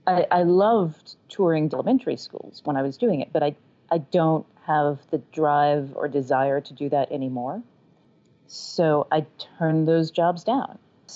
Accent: the South, United States; accent: Southern; and I am from the South. Like, I am a native Southerner.

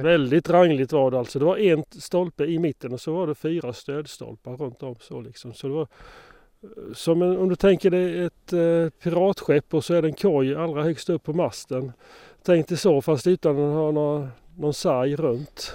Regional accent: Moanäs, Sweden; det var hemma i Moanäs

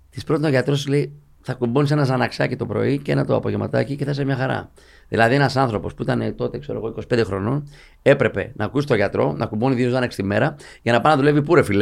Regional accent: Athens, Attica, Greece; also born or lived in Evros; Εγώ είμαι από τον ευρώ. Αλλά μεγάλωσα στην Αθήνα, δούλεψα εκεί, σπούδασα κτλ.

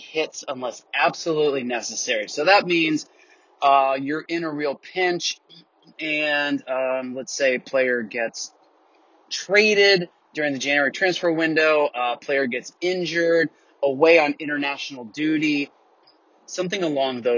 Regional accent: Tampa, Florida, United States; now in Atlanta, United States; I'm down in Tampa, Florida, which is originally my hometown

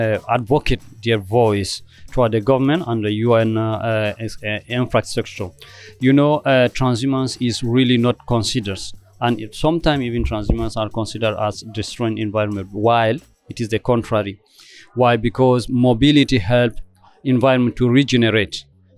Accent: Cameroon; from Cameroon.

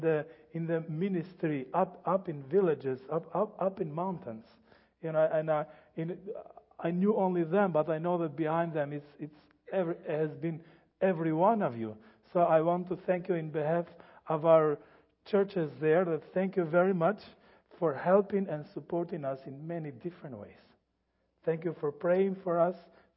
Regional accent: Albania; English is a second language; I am from Albania. This is a good summary, quick summary of Albania, where it is and how it has been gone through.

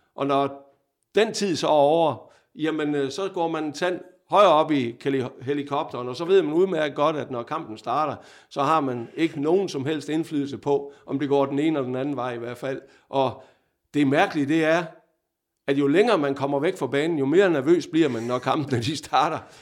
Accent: Vejle, Southern Denmark, Denmark; moved away as an adult; also born or lived in Odense / Fredericia; jeg er jo Vejle-dreng

